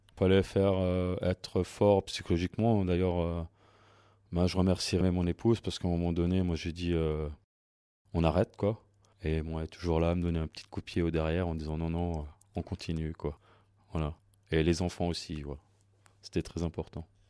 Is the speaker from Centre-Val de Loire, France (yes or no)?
no; Saint-Jean-Saverne, Grand Est, France; moi je suis de Saint-Jean